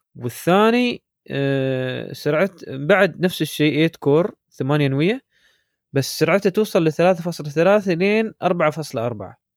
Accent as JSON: {"language": "Arabic", "region": "Dubai", "country": "United Arab Emirates", "said": "عندنا في دبي"}